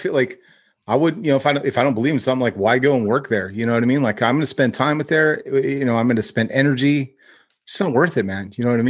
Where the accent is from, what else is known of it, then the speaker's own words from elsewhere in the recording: Northern California, United States; Cause I'm from NorCal